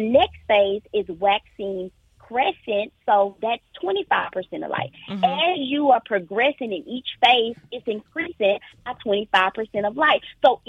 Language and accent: English; Lufkin, Texas, United States; I grew up in Lufkin, Texas.